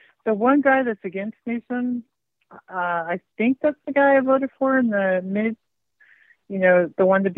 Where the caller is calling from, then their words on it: California, United States; I'm calling from California, the commie state.